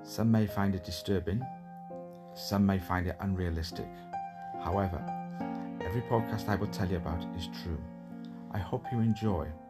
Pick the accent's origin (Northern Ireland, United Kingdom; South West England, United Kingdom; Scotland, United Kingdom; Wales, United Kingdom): Wales, United Kingdom; Cardiff; now in London, United Kingdom; I now reside in London, but I was born in Cardiff.